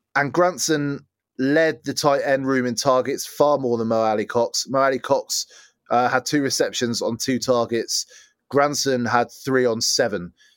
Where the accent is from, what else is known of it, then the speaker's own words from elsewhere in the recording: England, United Kingdom; as an English guy